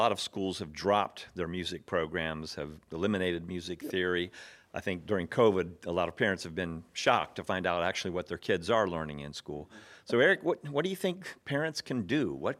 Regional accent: Charlotte, North Carolina, United States; Charlotte, North Carolina.

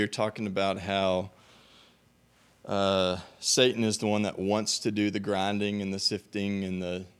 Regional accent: Bay City, Texas, United States; Bay City, Texas, down by Houston.

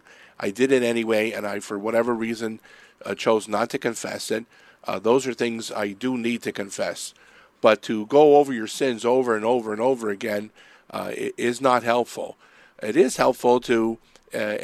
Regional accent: Erie, Pennsylvania, United States; moved away; I'm from Erie, so this is summer weather for us.

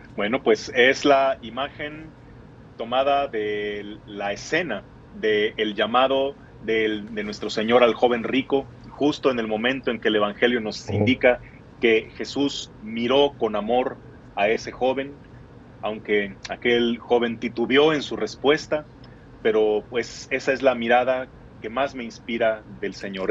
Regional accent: Guadalajara, Jalisco, Mexico; soy de la Perla Tapatía, de Guadalajara, Jalisco

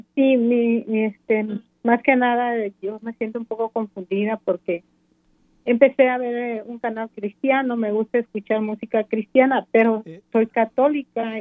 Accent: Guatemala; soy, soy guatemalteco

